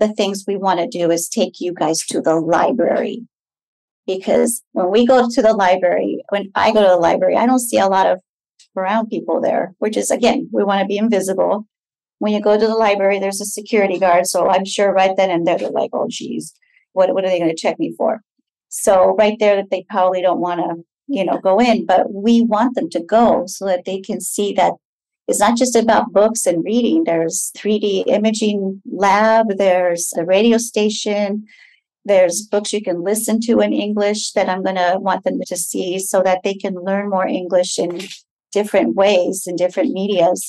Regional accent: United States; also born or lived in Los Angeles; I was born here in the United States. I spoke Spanish because of my mom

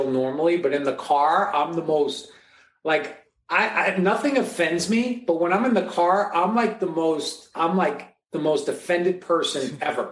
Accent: New York, United States; growing up in New York on the East Coast in the hot, muggy

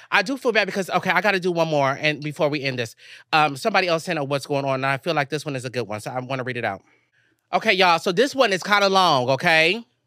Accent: Texas, United States; moved away; my mom's house in Texas

